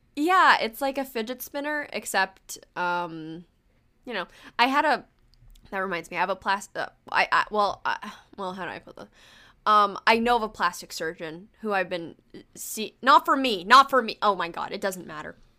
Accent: United States; English is a second language; I was born in America

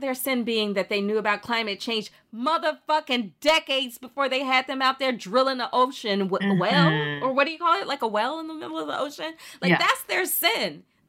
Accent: the American South, United States; as a Southerner

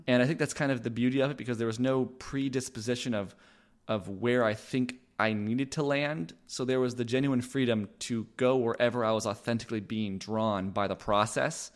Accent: Los Angeles, California, United States; moved away as an adult; now in Austin, United States; I am originally from Los Angeles, California. That's where I was born and raised

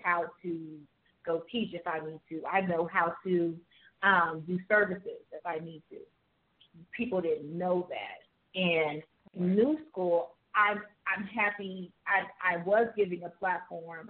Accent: Las Vegas, Nevada, United States; also born or lived in Jamaica; I'm from Jamaica, but I grew up in Vegas

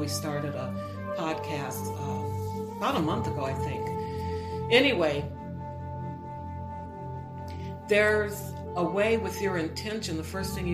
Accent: on Lake Erie, Midwest, United States; moved away; I'm originally from the Midwest, and we had some really wicked cold winters. We were right on one of the Great Lakes, Lake Erie.

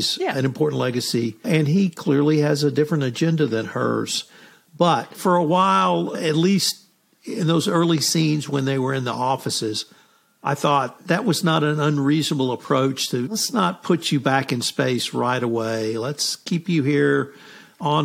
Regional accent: United States; being an American

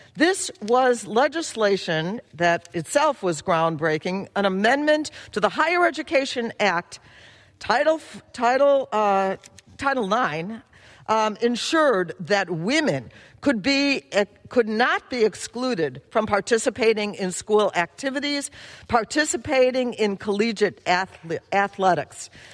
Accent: Chicago, Illinois, United States; That's my hometown

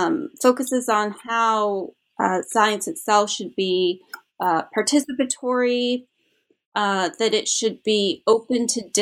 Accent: Canada; because I'm originally from Canada.

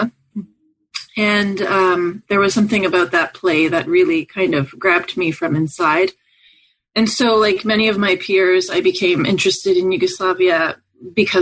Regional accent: Montreal, Quebec, Canada; I grew up in Montreal, Canada

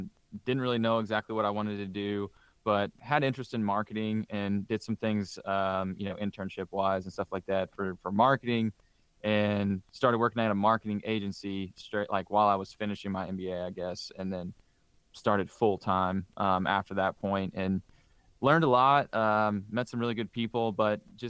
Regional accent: Southern Indiana, United States; growing up in Southern Indiana

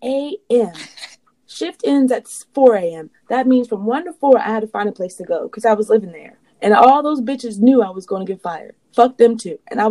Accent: South Carolina, United States; growing up in South Carolina

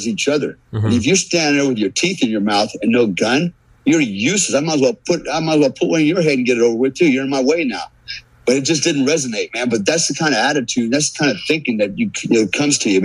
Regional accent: United States; as an American, man, as a warfighter

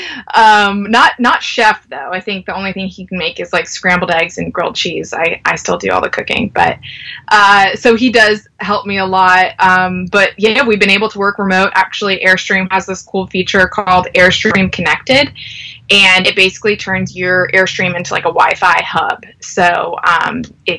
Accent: North Carolina, United States; I am from North Carolina

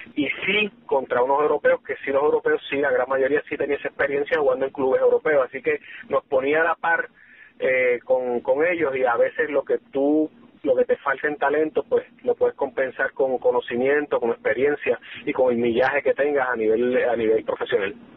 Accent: Caguas, Puerto Rico; Caguas, que de hecho es mi, en mi pueblo, eh, donde me crié

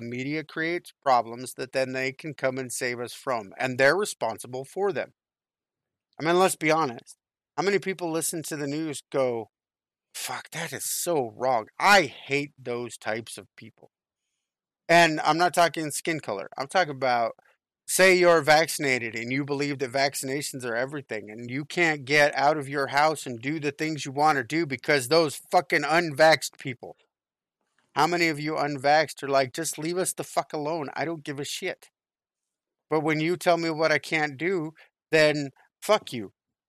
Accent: California, United States; I grew up in California during the riots in 92-93, right?

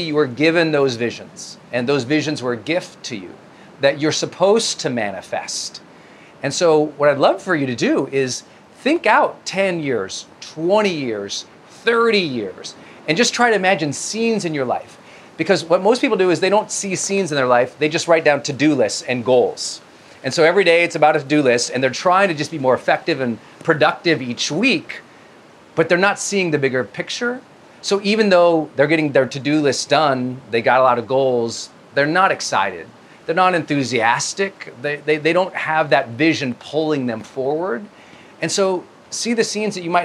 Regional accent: Montana, United States; moved away as an adult; I'm from Montana, right? I'm from this tiny Irish mining town that was economically depressed for a century by the time I got there. And my parents, you know, raising us four kids

